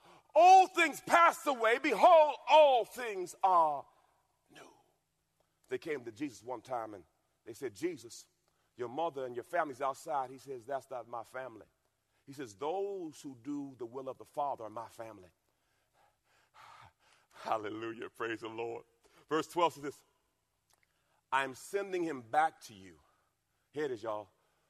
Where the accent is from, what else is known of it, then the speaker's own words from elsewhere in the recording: Louisiana, United States; I'm from Louisiana.